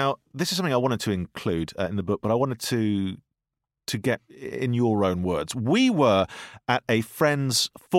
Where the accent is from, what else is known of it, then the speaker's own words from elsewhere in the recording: United Kingdom; Now, we're British, and that is what you do.